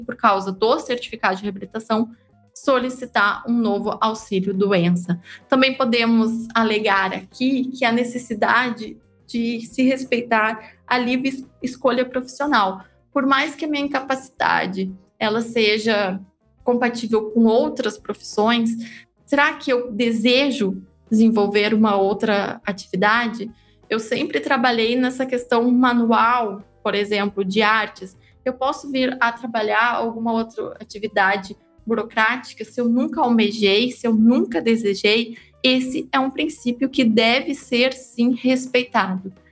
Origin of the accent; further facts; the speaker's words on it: interior of Rio Grande do Sul, Brazil; Eu sou do interior do Rio Grande do Sul